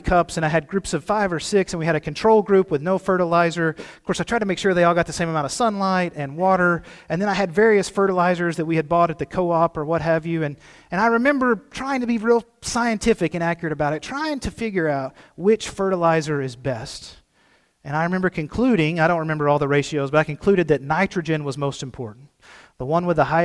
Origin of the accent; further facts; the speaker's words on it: Cave City, Arkansas, United States; moved away; I'm from Cave City, home of the world's sweetest watermelons